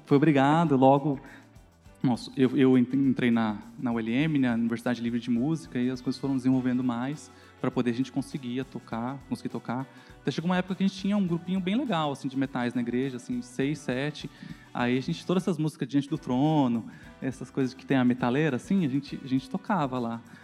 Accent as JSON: {"language": "Portuguese", "region": "São Paulo", "country": "Brazil", "tie": "born or raised there", "also_born_or_lived": "Guarulhos", "said": "Eu cresci na Zona Leste, no bairro do Itaim Paulista"}